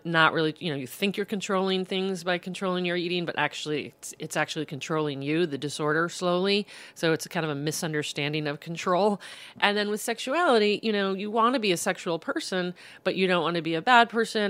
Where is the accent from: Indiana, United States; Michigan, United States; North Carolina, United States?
Indiana, United States; South Bend; moved away as an adult; also born or lived in Boston; I, I grew up in South Bend